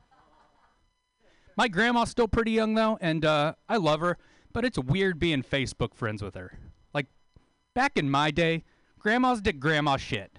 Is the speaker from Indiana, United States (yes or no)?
no; Taft, California, United States; moved away; move back to my hometown